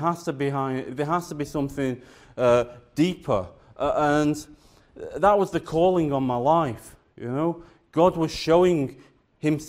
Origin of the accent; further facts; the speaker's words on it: the north of England, United Kingdom; moved away as an adult; also born or lived in South Wales; I grew up in the Church of England, in the north of England